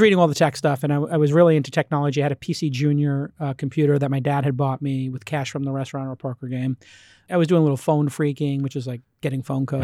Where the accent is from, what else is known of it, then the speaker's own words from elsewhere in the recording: New York City, New York, United States; I'm from Bay Ridge, which is literally the last stop on the tran-, on the train